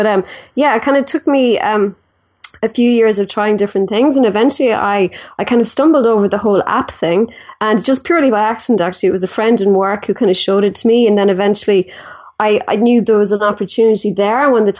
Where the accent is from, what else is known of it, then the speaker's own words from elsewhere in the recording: Ireland; So I'm from Ireland, and I guess I kind of started like everybody else did, school and college